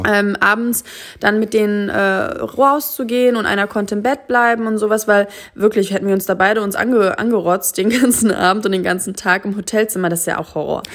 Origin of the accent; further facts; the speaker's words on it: Germany; wir als Deutsche